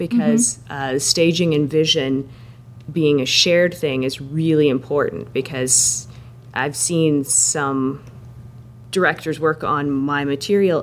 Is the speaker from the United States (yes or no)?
no; Saskatchewan, Canada; moved away; I was born in Saskatchewan, so I've got relatives there